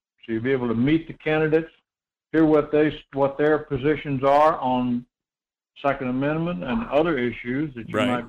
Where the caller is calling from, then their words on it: Homer, Alaska, United States; Good morning, Michael. This is … at Homer.